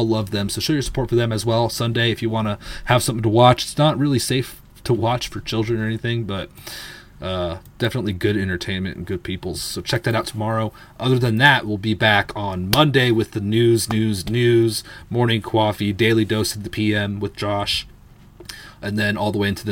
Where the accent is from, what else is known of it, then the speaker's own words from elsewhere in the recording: California, United States; I'm from California